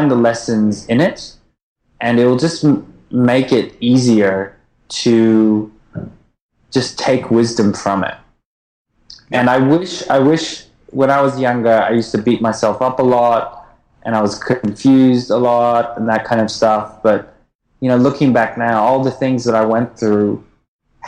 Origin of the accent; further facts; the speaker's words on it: Port Douglas, Queensland, Australia; also born or lived in Japan / United States; now in Melbourne, Australia; I actually grew up in a little town called Port Douglas, which is way up north near Cairns. So basically, if you want to come to the Great Barrier Reef, you come through my hometown